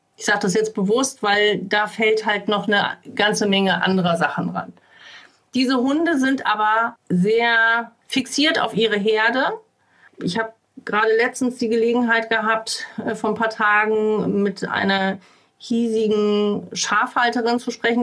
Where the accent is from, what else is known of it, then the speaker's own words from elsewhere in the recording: Uelzen district, Lower Saxony, Germany; Ich komme ja hier aus dem Landkreis Uelzen